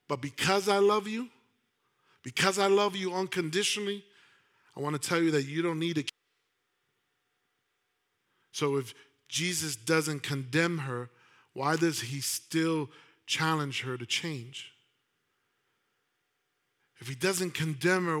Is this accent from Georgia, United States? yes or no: no; New York City, New York, United States; I grew up in New York City